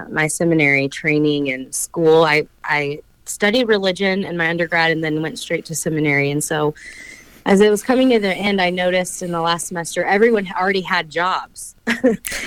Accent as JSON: {"language": "English", "region": "Texas", "country": "United States", "moved": "as an adult", "lives_now": "Lincoln, United States", "said": "I am half Mexican. I'm from Texas"}